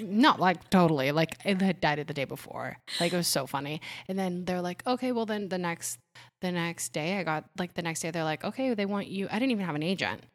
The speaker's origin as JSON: {"language": "English", "region": "Ohio", "country": "United States", "tie": "born or raised there", "also_born_or_lived": "Puerto Rico", "second_language": "English", "said": "I was born in Puerto Rico, lived there till I was eight, and then we moved to Ohio"}